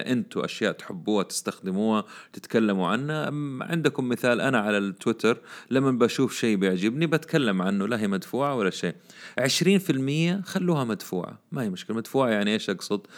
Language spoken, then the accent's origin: Arabic; Saudi Arabia; عندنا في السعودية